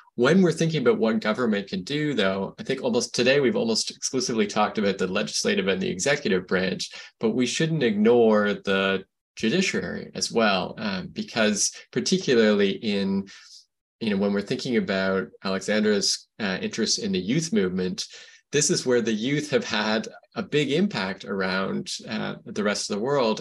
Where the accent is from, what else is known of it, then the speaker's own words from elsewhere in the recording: United States; as an American